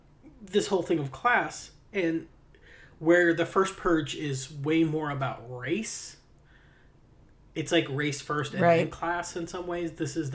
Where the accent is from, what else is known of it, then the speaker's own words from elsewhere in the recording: Appalachia, United States; I'm straight Appalachian.